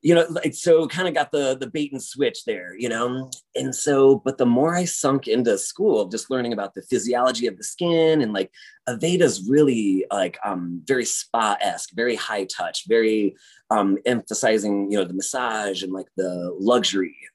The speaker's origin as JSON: {"language": "English", "town": "South Bend", "region": "Indiana", "country": "United States", "tie": "born or raised there", "moved": "as an adult", "lives_now": "Chicago, United States", "said": "I grew up in South Bend, Indiana, which is like the home of Notre Dame"}